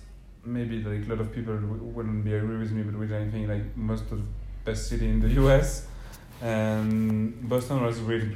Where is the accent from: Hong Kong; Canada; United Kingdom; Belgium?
Belgium; first language French; English is a second language; moved away; I'm from Belgium.